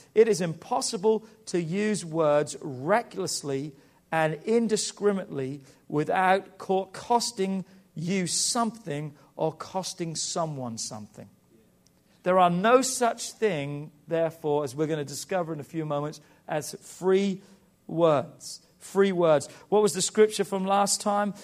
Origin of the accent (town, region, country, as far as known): England, United Kingdom; now in United States